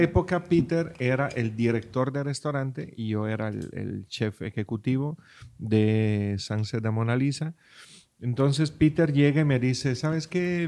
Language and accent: Spanish; Friuli-Venezia Giulia, Italy; now in Los Cabos, Mexico; mi pueblo